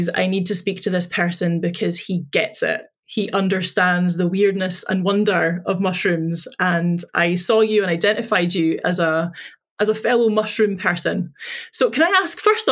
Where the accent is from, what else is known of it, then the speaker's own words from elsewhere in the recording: Dundee, Scotland, United Kingdom; based in his and my hometown of Dundee